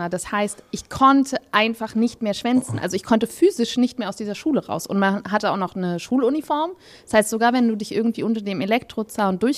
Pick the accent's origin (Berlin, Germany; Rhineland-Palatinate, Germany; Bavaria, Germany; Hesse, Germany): Berlin, Germany; born there; Genau, ich bin in Berlin-Wedding geboren.